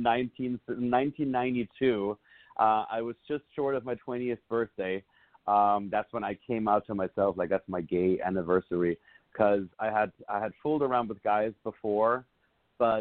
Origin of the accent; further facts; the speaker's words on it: Southern Germany, Germany; moved away as an adult; also born or lived in Munich; Obviously I'm from Germany. I was born and raised in the southern part of Germany.